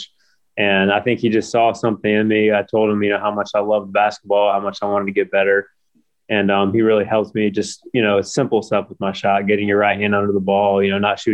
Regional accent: Orlando, Florida, United States; moved away as an adult; also born or lived in South Carolina / Spain; now in Montenegro; I grew up in Orlando, Florida.

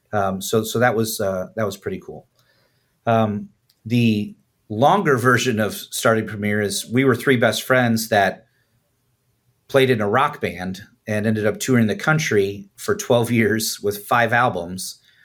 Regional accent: Chicago, Illinois, United States; I'm originally from, uh, north side of Chicago.

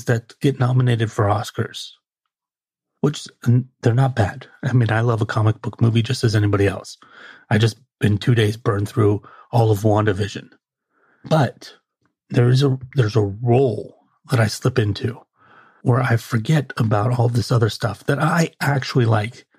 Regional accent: United States

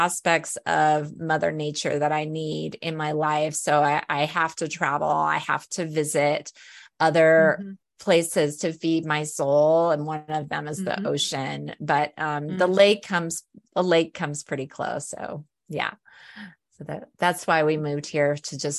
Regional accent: Alaska, United States; now in Colorado, United States; I grew up in Alaska. And I live in Colorado now.

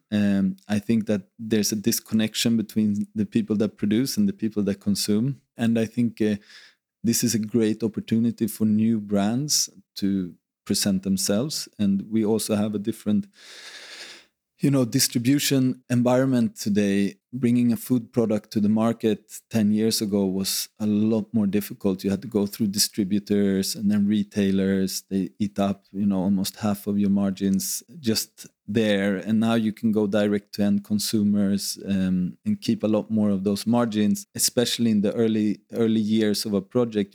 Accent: Sweden; moved away as an adult; now in Ibiza, Spain; I grew up in Sweden

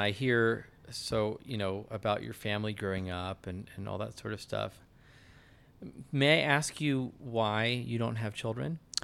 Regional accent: United States; as an American

